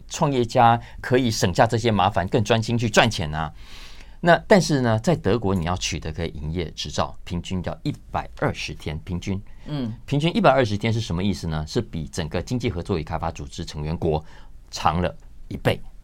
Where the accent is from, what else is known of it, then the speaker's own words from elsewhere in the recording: Taiwan; 我们在台湾所有在压力中求学长大的